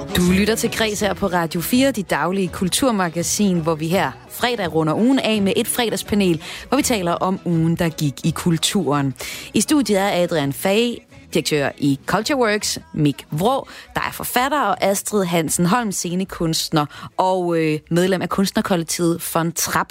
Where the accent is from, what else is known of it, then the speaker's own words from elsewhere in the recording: Aalborg, North Denmark Region, Denmark; jeg kommer fra Aalborg